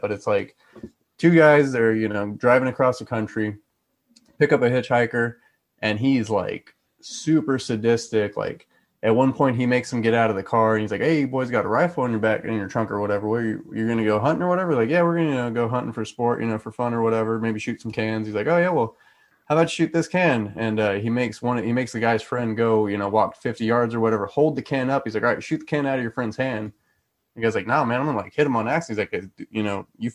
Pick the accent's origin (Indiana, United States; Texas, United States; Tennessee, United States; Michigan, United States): Texas, United States; I'm from Texas